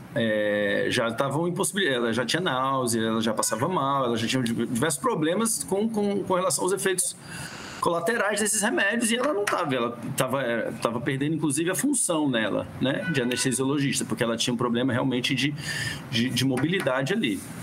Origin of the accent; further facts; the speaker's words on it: Brazil; moved away as an adult; also born or lived in Rio de Janeiro / Ceará / United States; sou carioca cearense